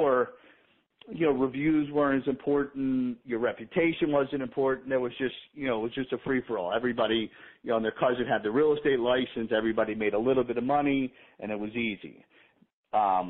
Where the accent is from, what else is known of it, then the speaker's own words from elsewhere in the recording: Baltimore, Maryland, United States; moved away as an adult; also born or lived in Boca Raton, Florida; now in Florida, United States; a buddy I grew up with in Baltimore